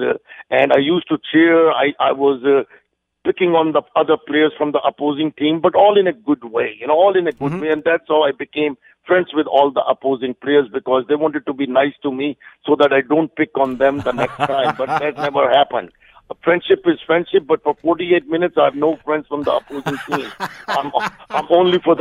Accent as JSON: {"language": "English", "country": "India", "moved": "yes", "lives_now": "Canada", "said": "I come from India, where cricket is the religion"}